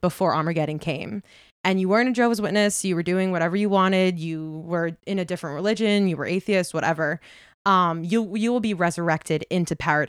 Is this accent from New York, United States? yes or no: yes; Setauket, New York, United States; I grew up in Long Island.